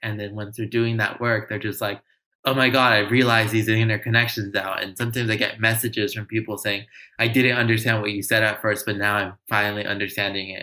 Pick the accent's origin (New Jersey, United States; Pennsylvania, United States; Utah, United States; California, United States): California, United States; Los Angeles; I grew up in Los Angeles in a low income community, grew up in affordable housing my whole life